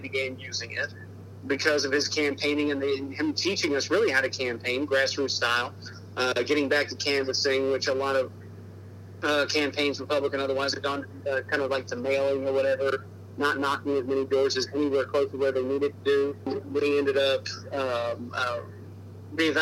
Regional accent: Charlotte, North Carolina, United States; I was raised in Charlotte, North Carolina

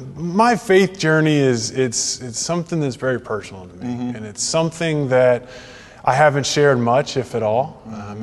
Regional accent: Texas, United States; moved away as an adult; now in Franklin, United States; I, I, was born in Texas, lived in Texas, raised in Texas

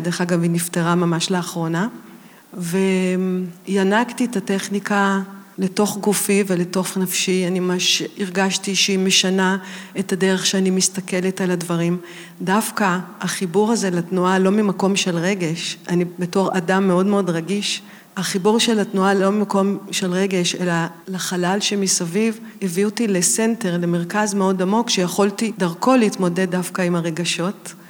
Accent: Tel Aviv, Tel Aviv District, Israel; אני גדלתי בתל אביב

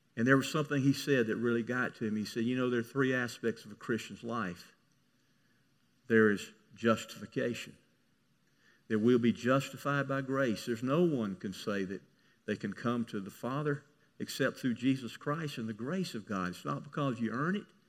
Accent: Mississippi, United States; I grew up in Mississippi.

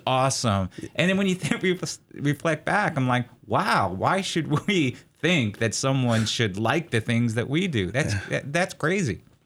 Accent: New York City, New York, United States; now in Corvallis, United States; I grew up around uh, the New York City area

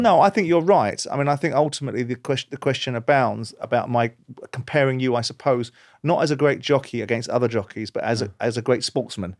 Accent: London, United Kingdom; born or raised there

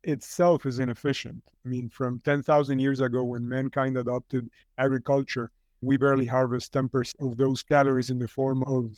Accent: Cuba; also born or lived in California, United States; now in Colombia; I was born in California, but grew up in Cuba in the 90s.

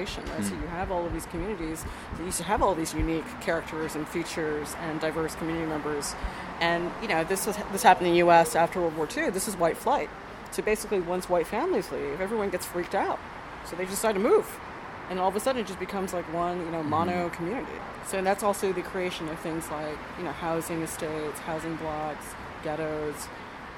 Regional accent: United States; moved away as an adult; now in Sydney, Australia; when I was younger, growing up in the United States

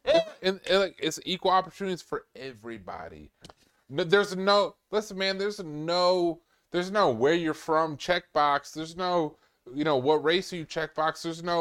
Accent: New York, United States; moved away as an adult; also born or lived in North Carolina; I'm from New York

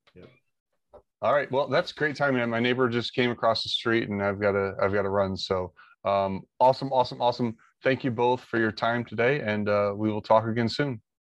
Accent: Monroe, Michigan, United States; I grew up in Monroe, Michigan

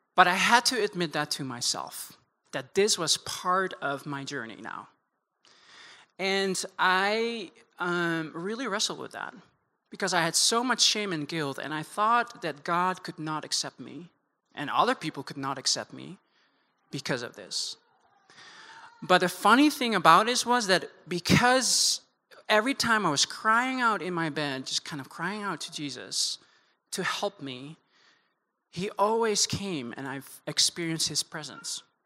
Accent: Netherlands; moved away as an adult; also born or lived in Amsterdam; now in United States; born and raised in the Netherlands

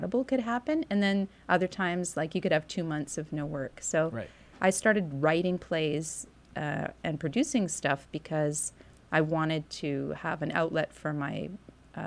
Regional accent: Vancouver, British Columbia, Canada; moved away as an adult; now in Winnipeg, Canada; growing up in Vancouver

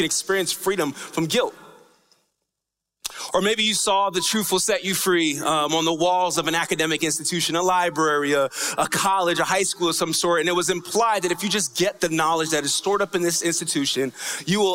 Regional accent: New York, United States; when I was growing up in New York

